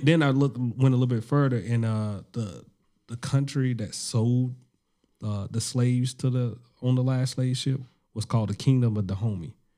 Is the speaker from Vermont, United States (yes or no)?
no; Alabama, United States; I'm from Alabama.